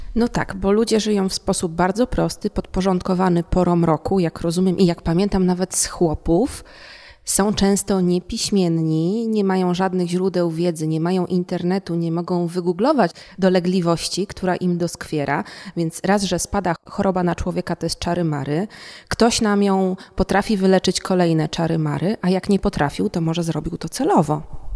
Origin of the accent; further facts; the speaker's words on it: Warsaw, Masovian Voivodeship, Poland; u mnie w Warszawie